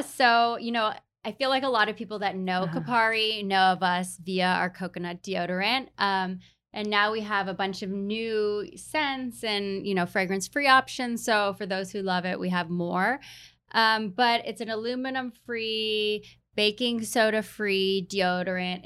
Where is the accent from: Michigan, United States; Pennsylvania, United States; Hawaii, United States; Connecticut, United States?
Hawaii, United States; also born or lived in New York; now in San Diego, United States; I grew up in Hawaii